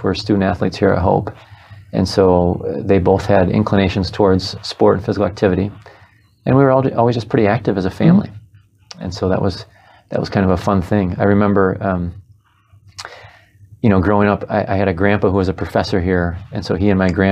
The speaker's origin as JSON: {"language": "English", "town": "Holland", "region": "Michigan", "country": "United States", "tie": "born or raised there", "said": "I was raised on Hope College"}